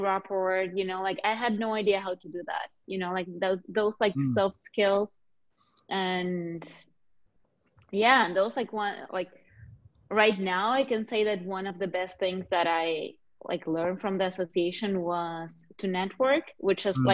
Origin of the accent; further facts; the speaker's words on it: Argentina; moved away; I'm originally from Argentina